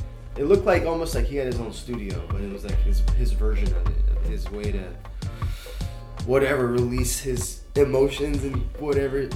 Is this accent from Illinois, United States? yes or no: no; Los Angeles, California, United States; also born or lived in Oakland, California; I was born in Oakland, so California native. LA for the most of my existence. I think we moved out here when we were like, I was three